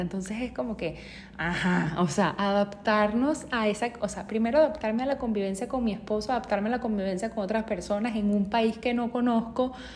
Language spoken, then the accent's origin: Spanish; Venezuela; moved away as an adult; now in United States; yo salí eh, de Venezuela en el 2017